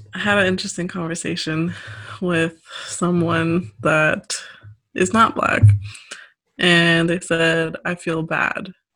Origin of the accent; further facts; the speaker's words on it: St. Louis, Missouri, United States; I grew up around the St. Louis area